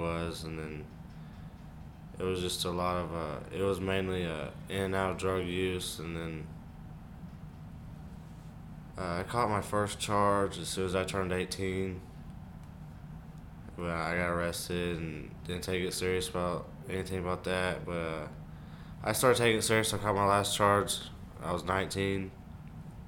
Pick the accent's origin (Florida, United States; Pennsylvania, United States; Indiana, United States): Indiana, United States; Washington; I'm 21 years old and I'm from Washington, Indiana